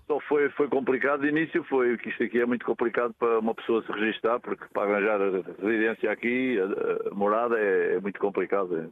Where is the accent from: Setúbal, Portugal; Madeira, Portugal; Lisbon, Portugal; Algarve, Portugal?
Lisbon, Portugal; moved away as an adult; also born or lived in Santa Cruz; now in Luxembourg; Sou de, de, de Lisboa, mas estava, ultimamente estava em Santa Cruz